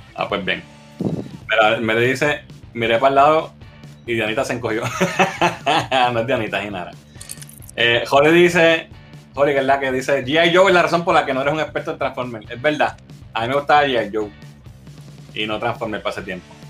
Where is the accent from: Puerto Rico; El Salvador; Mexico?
Puerto Rico; Arecibo; en Arecibo en, la villa del Capitán Correa, mi pueblo natal de Arecibo